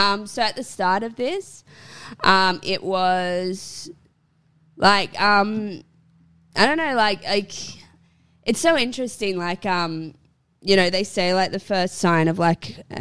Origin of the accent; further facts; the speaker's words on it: Port Macquarie, New South Wales, Australia; moved away as an adult; also born or lived in England / Sydney, Australia; now in Brisbane, Australia; I was in my hometown of Port Macquarie